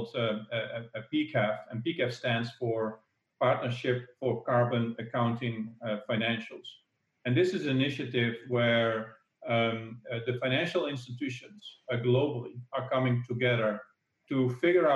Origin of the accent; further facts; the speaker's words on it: Netherlands; the Netherlands, actually, my home country